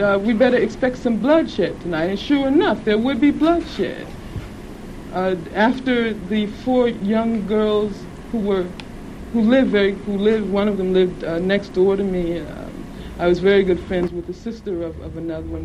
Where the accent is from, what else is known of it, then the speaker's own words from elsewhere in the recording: Birmingham, Alabama, United States; I grew up in Birmingham, Alabama